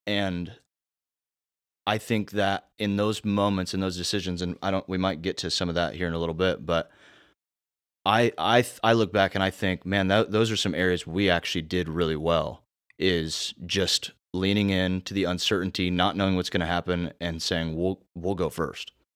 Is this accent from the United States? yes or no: yes; Indiana, United States; now in South Carolina, United States; I'm from Indiana.